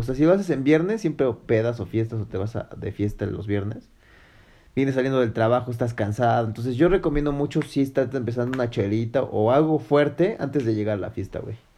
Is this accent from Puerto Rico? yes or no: no; Mexico; tú como hombre mexicano